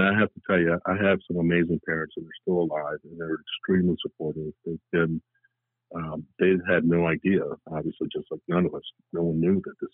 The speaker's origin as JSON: {"language": "English", "town": "New Orleans", "region": "Louisiana", "country": "United States", "tie": "born or raised there", "also_born_or_lived": "Colombia", "said": "I was born in Columbia, South America. My parents moved to New Orleans when I was 3 years of age"}